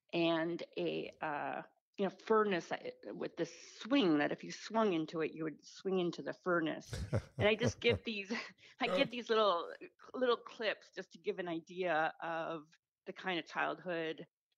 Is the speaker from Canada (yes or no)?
yes; Toronto, Ontario, Canada; also born or lived in Victoria; And I grew up with my father and a Russian stepmother, and we moved around quite often. We moved from Victoria to the Toronto Island, a 15-minute ferry ride from Toronto itself. And on that island, it was a somewhat chaotic childhood